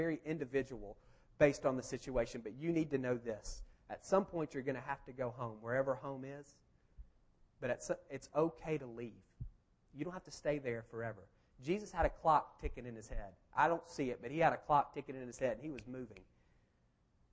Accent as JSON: {"language": "English", "town": "Marietta", "region": "Georgia", "country": "United States", "tie": "born or raised there", "also_born_or_lived": "Athens / Kentucky", "said": "This is literally my hometown. I went to Marietta High School. I grew up at First Methodist Marietta"}